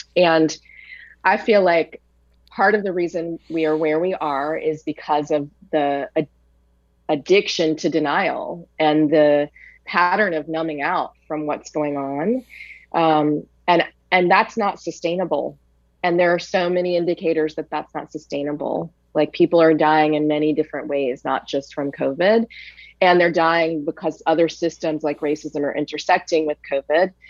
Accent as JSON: {"language": "English", "town": "Richmond", "region": "Virginia", "country": "United States", "said": "I'm from Richmond, Virginia"}